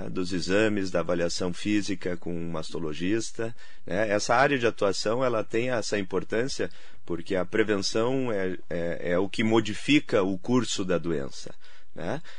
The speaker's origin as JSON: {"language": "Portuguese", "town": "Santa Maria", "region": "Rio Grande do Sul", "country": "Brazil", "lives_now": "São Paulo, Brazil", "said": "É, apesar do tempo já em São Paulo, né? O sotaque ainda não, não me deixou."}